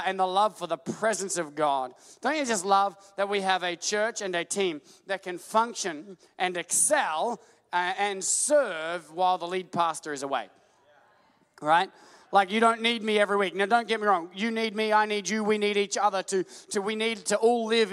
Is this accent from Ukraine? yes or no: no; Australia; we're Australian